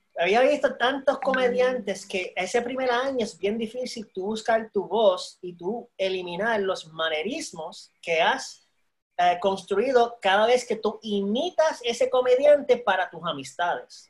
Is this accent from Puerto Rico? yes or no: yes; Puerto Rico; also born or lived in Panama / San Antonio, Texas; yo soy de una generación de puertorriqueños